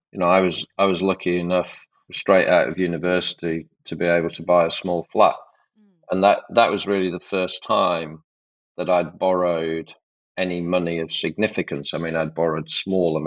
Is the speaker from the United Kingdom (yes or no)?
yes; Yorkshire and the Humber, United Kingdom; I'm from Yorkshire. My parents are from Yorkshire.